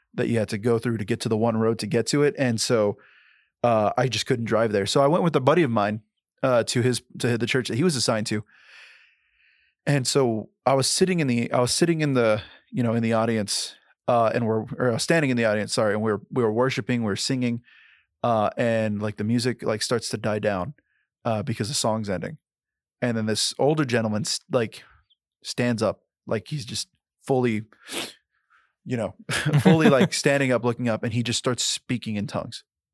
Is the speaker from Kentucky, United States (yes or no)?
yes; Kentucky, United States; but dude, I'm from Kentucky, you know, like I'm the whitest guy you've ever met.